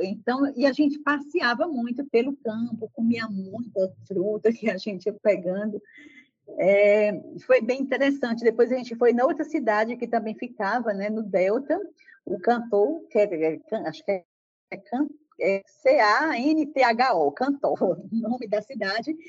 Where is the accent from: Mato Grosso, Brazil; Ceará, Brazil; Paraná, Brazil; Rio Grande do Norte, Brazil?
Ceará, Brazil; Juazeiro do Norte; moved away as an adult; also born or lived in Fortaleza; E eu sou da cidade do interior do Ceará, Juazeiro do Norte, é, saí dessa cidade com 17 anos para Fortaleza para estudar